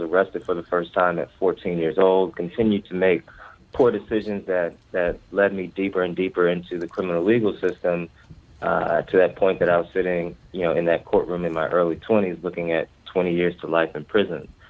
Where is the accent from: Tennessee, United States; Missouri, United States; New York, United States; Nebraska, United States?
Missouri, United States; Ferguson; moved away as an adult; now in Baltimore, United States; I'm from the Ferguson, Missouri area uh, of North St. Louis.